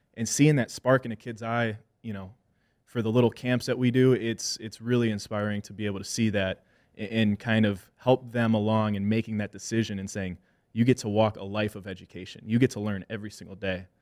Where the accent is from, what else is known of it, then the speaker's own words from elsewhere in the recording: Wisconsin, United States; I'm a mixed kid and I'm in an Irish, you know, Wisconsin family